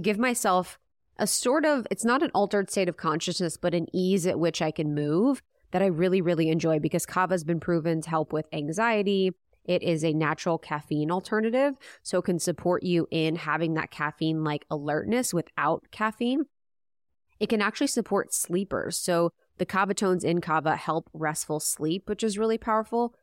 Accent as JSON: {"language": "English", "region": "Midwest", "country": "United States", "moved": "yes", "said": "I'm from the Midwest."}